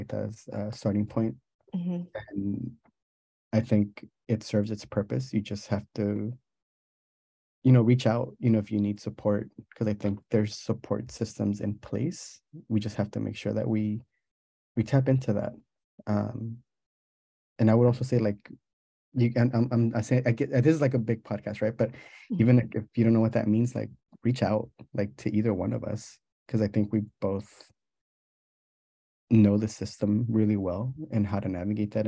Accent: Mexicali, Baja California, Mexico; moved away; I'm from Mexicali

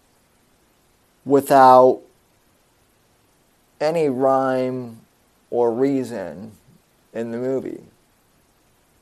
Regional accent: Colorado, United States; the Aurora movie theater shooting, which happened in my home state

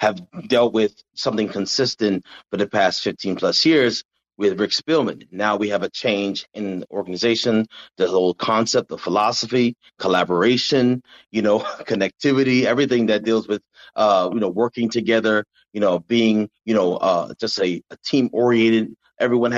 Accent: New Jersey, United States; I'm from New Jersey.

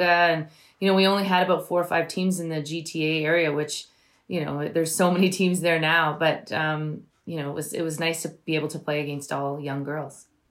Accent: Brampton, Ontario, Canada; when I was growing up in Brampton, it wasn't as diverse as it is now

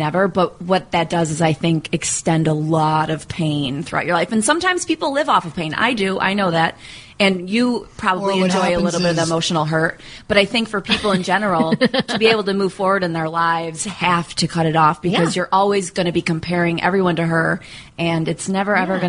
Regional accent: New York, United States; accent: Midwest; Upstate New York, right?

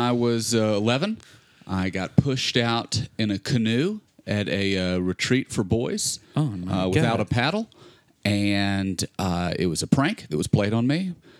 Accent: Memphis, Tennessee, United States; also born or lived in Ohio / Colorado; now in Los Angeles, United States; I was born in Ohio, and then grew up in Memphis, and then was in Colorado for quite some time, and then moved to Los Angeles.

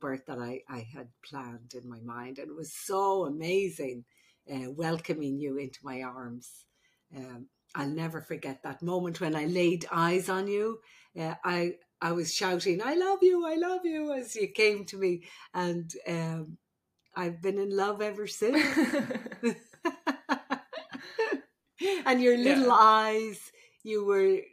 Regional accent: Ireland; now in United States; I'm the Irish midwife

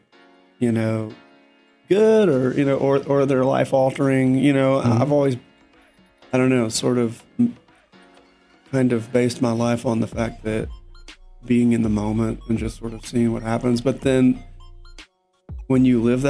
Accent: Shreveport, Louisiana, United States; I was born in Shreveport

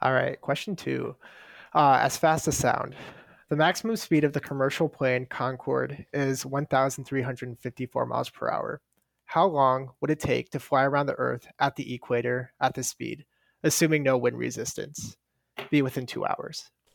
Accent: Omaha, Nebraska, United States; I'm from Omaha, Nebraska

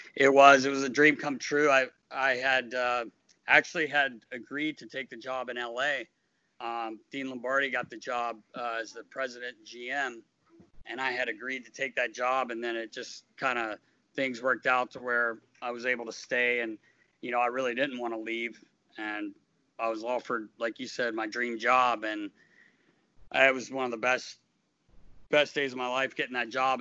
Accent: North Carolina, United States; moved away; I grew up in North Carolina

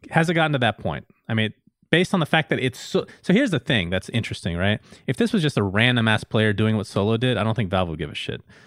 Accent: United States; I grew up in the United States

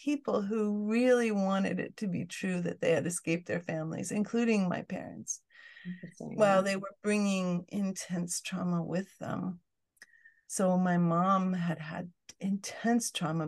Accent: Fairbanks, Alaska, United States; I grew up in Fairbanks, Alaska

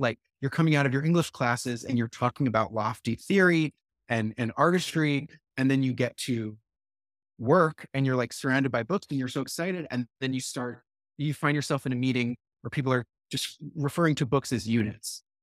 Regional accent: Brookline, Massachusetts, United States; moved away as an adult; my hometown of Brookline, Massachusetts

